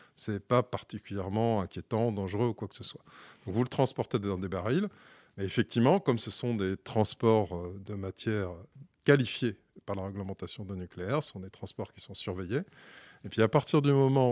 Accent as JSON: {"language": "French", "town": "Bordeaux", "region": "Nouvelle-Aquitaine", "country": "France", "tie": "born or raised there", "said": "je suis bordelais de naissance"}